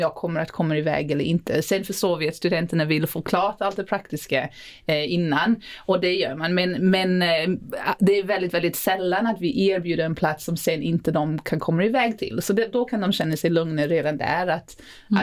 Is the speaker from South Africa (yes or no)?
yes; South Africa; now in Sweden; jag eh, är född och uppvuxen i Sydafrika. Men nu har jag bott i Sverige hälften av mitt liv